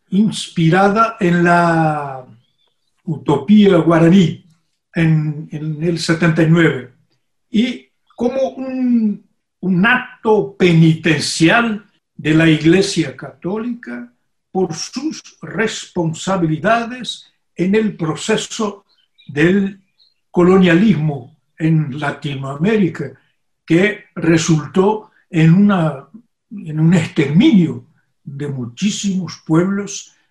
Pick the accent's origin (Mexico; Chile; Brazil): Brazil; also born or lived in Brasília